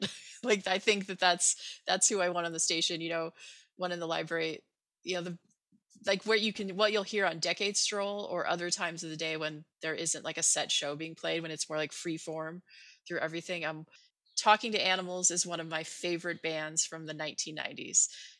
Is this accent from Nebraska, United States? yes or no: yes; Nebraska, United States; moved away as an adult; now in Boston, United States; I moved to Boston from Nebraska in 1994.